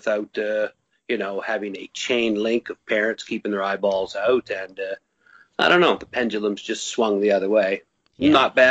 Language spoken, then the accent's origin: English; Fredericton, New Brunswick, Canada; I grew up in New Brunswick, but in our capital city called Fredericton.